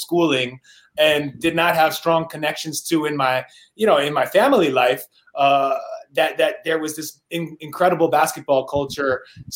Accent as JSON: {"language": "English", "town": "New York City", "region": "New York", "country": "United States", "tie": "born or raised there", "said": "I grew up in New York City"}